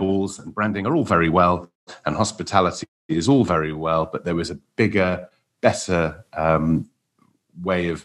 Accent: Wales, United Kingdom; now in London, United Kingdom; as a Welshman

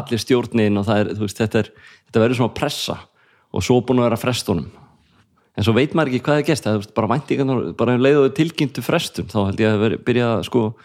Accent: Reykjavík, Capital Region, Iceland; also born or lived in Garðabær; ólst upp í Breiðholtinu

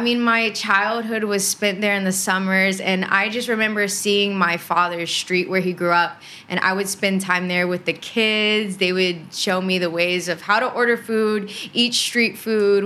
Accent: Houston, Texas, United States; I grew up in Houston, Texas. That is one of the major cities in Texas, born and raised there, kind of outside of Houston

